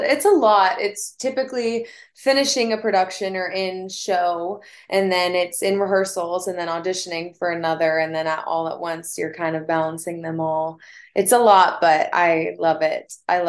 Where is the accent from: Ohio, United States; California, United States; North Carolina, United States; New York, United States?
North Carolina, United States; Wilmington; I grew up in Wilmington, North Carolina.